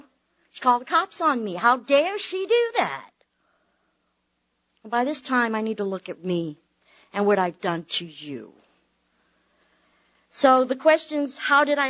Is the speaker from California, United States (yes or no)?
no; Tampa, Florida, United States; I was born in Tampa, raised in Tampa